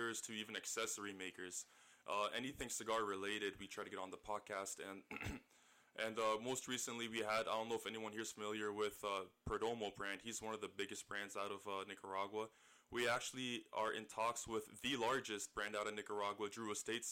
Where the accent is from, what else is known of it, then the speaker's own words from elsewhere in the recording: St. Catharines, Ontario, Canada; also born or lived in Scarborough, Toronto; I moved down to St. Catharines shortly afterwards, and this is kind of where I remember most of my youth.